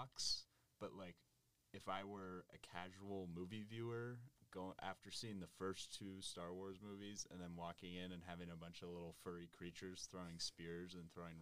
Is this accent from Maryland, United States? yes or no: no; California, United States; moved away; I'm from California